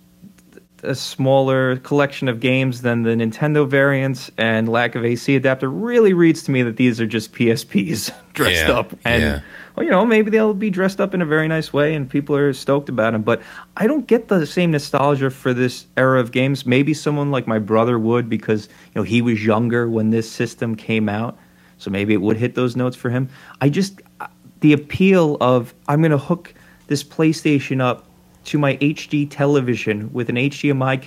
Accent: United States; speaking as an American from my own history

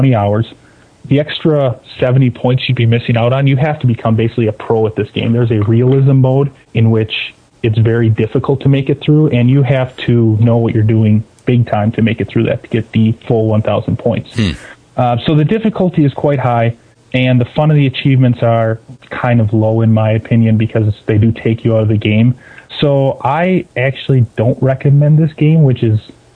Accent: Milwaukee area, Wisconsin, United States; I've never lived anywhere except for this area

